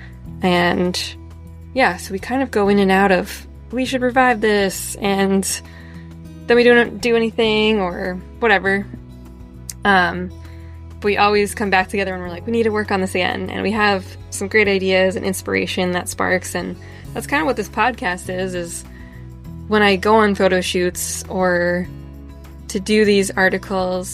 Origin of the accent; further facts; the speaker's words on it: New Hampshire, United States; I'm a photographer from New Hampshire